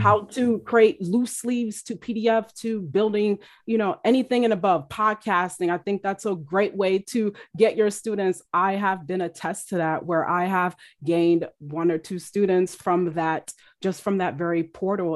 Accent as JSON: {"language": "English", "country": "United States", "said": "my culture, um, as an American"}